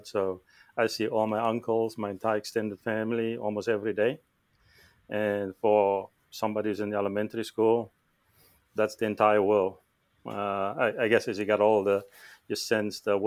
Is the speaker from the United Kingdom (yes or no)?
no; Cape Town, Western Cape, South Africa; first language Afrikaans; English is a second language; moved away; I was born in South Africa, in Cape Town